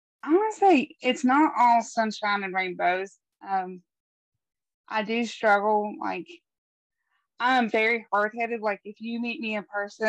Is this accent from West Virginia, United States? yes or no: yes; West Virginia, United States; born and raised here in West Virginia, and that's pretty much all I know